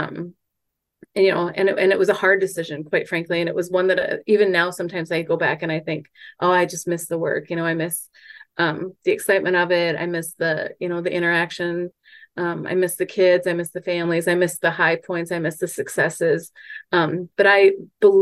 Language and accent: English; Mankato, Minnesota, United States; I'm from Mankato